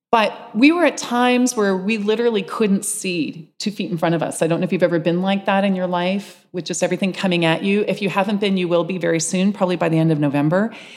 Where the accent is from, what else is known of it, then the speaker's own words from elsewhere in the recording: London, Ontario, Canada; moved away as an adult; also born or lived in Seattle / Santa Barbara; now in London, Canada; Village Green Community Church in London, Ontario, used to be the library that I bicycled to as a child in my neighborhood